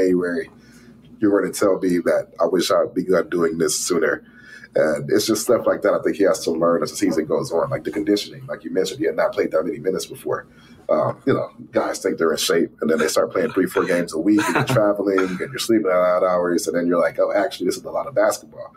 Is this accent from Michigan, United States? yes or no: yes; Detroit, Michigan, United States; I grew up, you know, like born and raised in Detroit, watched the Pistons and all